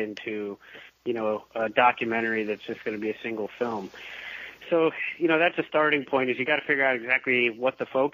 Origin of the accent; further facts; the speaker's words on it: Indianapolis, Indiana, United States; I grew up primarily in Indianapolis, Indiana